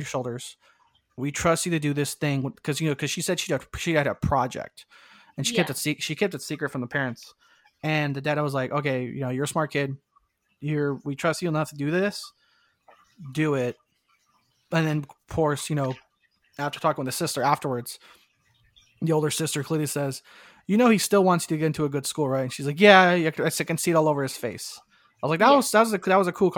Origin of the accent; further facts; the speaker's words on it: Southern California, United States; I grew up in Southern California